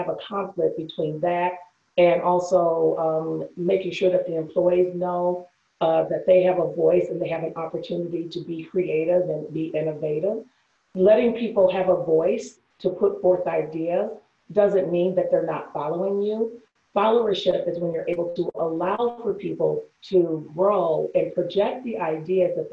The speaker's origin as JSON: {"language": "English", "town": "Detroit", "region": "Michigan", "country": "United States", "said": "I'm from Michigan"}